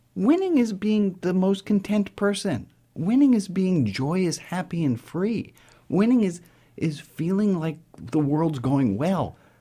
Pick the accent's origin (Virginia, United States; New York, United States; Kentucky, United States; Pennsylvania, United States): New York, United States; New York City; I grew up in New York City to a, a progressive, liberal Jewish family